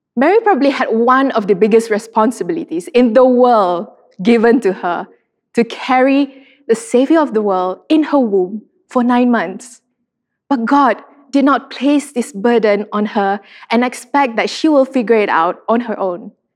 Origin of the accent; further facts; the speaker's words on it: Sarawak, Malaysia; I'm from Sarawak, and Sarawakians love our beauty pageants.